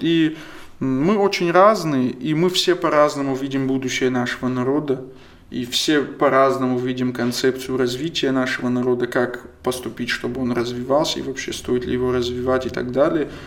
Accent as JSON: {"language": "Russian", "region": "Kabardino-Balkaria", "country": "Russia", "second_language": "Russian", "said": "я, допустим, кабардинец"}